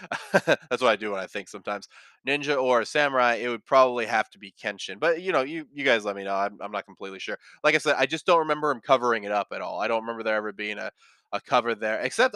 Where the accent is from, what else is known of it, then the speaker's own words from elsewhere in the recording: India; English is a second language; I'm from India, and here the anime was dubbed by the channel, and since I was young, I don't remember much.